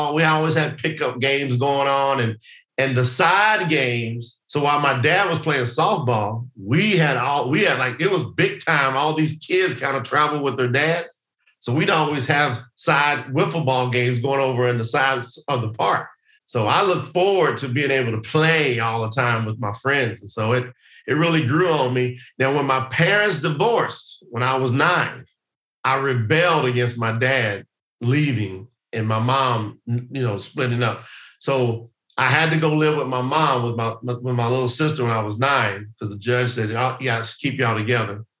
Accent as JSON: {"language": "English", "region": "the South", "country": "United States", "tie": "born or raised there", "said": "growing up in the South in the United States of America"}